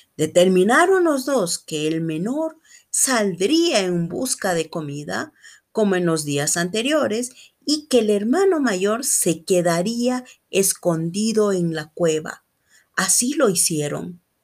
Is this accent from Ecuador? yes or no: yes; Ecuador; soy de Ecuador